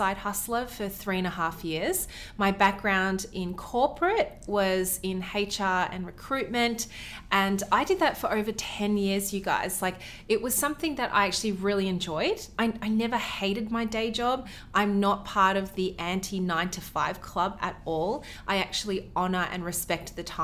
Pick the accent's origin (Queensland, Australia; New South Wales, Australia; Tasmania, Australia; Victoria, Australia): Victoria, Australia; Melbourne; We're from Melbourne, Australia